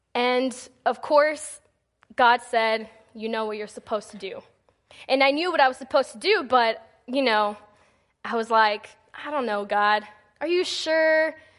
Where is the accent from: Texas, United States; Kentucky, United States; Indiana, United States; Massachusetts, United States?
Texas, United States; moved away as an adult; now in Missouri, United States; my first semester in college up here in Missouri, because I'm from Texas